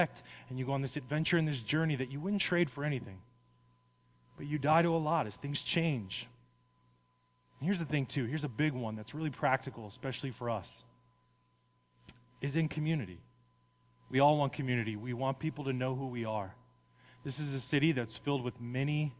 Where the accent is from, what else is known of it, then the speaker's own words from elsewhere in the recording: Las Vegas, Nevada, United States; I grew up in Las Vegas.